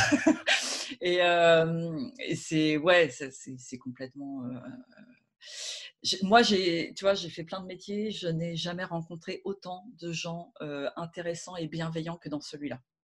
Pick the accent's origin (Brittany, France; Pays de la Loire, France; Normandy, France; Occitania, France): Normandy, France; Rouen; moved away as an adult; also born or lived in Paris; je suis de Rouen